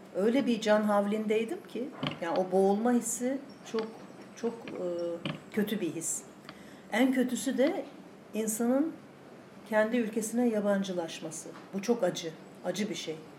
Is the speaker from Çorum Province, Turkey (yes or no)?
no; Istanbul, Turkey; moved away as an adult; also born or lived in Ankara; now in Thessaloniki, Greece; ben doğma büyüme e, İstanbulluyum.